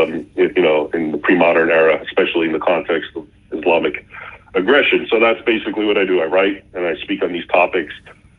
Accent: United States; I was born here in the United States, and I grew up bilingual, speaking, of course, English and Arabic, which I'm fluent at.

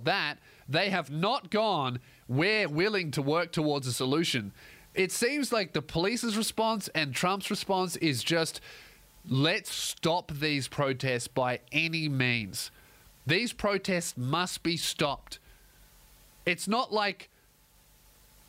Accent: Australia; I'm an Australian

